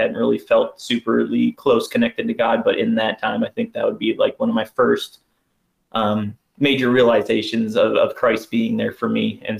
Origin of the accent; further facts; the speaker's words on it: Berwick, Pennsylvania, United States; moved away as an adult; now in Virginia, United States; for anybody listening out there. I'm from Berwick, Pennsylvania. I grew up there my entire life.